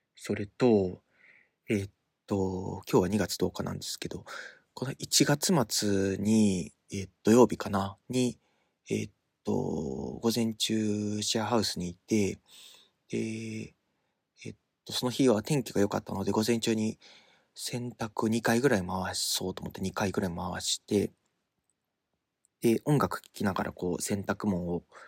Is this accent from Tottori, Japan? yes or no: yes; Tottori, Japan; moved away; 鳥取ので生まれ育ったっていう割には、方言はあんまりない方だという自意識があったんですけど